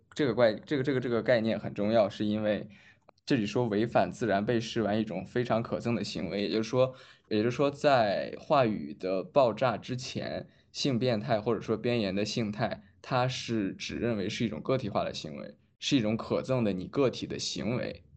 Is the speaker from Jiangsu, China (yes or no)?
no; Shandong, China; 我们山东人